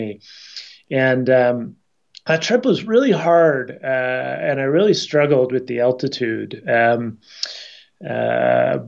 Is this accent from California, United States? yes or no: no; Chicago, Illinois, United States; now in Boulder, United States; living and growing up in Chicago and camping all through the Midwest